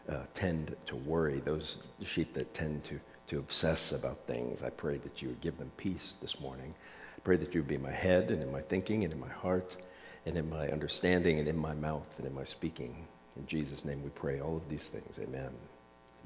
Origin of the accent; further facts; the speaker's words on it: South Florida, United States; now in Pacific Northwest, United States; I grew up in South Florida